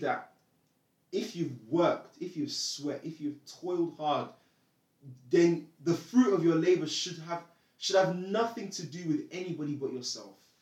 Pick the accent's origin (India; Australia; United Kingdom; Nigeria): Nigeria; moved away; I'm Nigerian